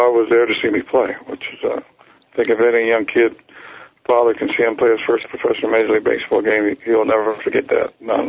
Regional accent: Maryland, United States; I'm from Maryland

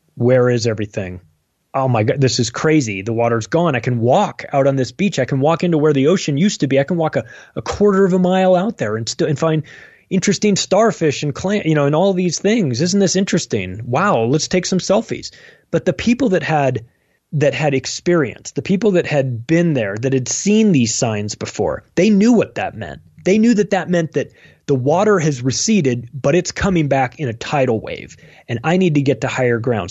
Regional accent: United States; I'm am, an American. I love America

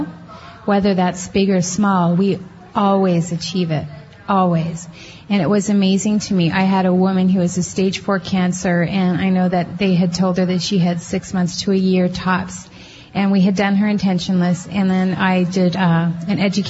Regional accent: Canada; now in Minnesota, United States; I'm from Canada originally and living in Minnesota

